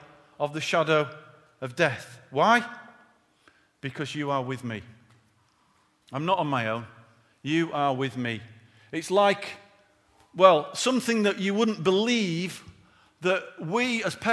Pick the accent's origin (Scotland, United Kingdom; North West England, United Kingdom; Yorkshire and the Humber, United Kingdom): Yorkshire and the Humber, United Kingdom; being born and bred in Yorkshire